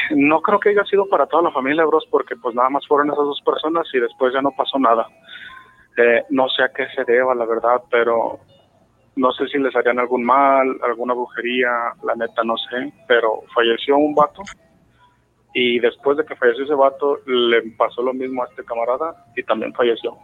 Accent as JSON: {"language": "Spanish", "town": "Guadalajara", "region": "Jalisco", "country": "Mexico", "said": "soy de, la ciudad de Guadalajara"}